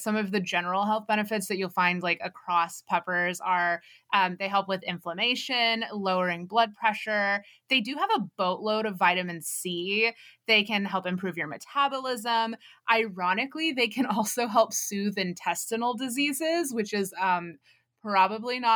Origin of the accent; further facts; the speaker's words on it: Texas, United States; Growing up in Texas